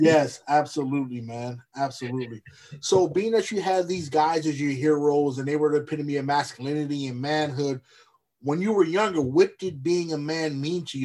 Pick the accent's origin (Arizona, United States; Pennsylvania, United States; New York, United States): Pennsylvania, United States; Lancaster; moved away; I'm from Pennsylvania originally, Lancaster